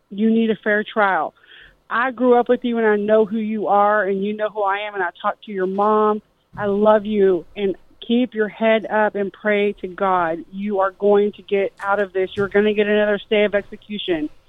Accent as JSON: {"language": "English", "town": "Plano", "region": "Texas", "country": "United States", "tie": "born or raised there", "said": "Hey, I grew up with Ivan in Plano"}